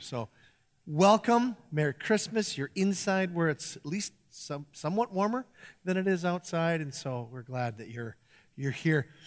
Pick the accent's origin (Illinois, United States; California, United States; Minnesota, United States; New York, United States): Minnesota, United States; Iron Range; growing up on the Iron Range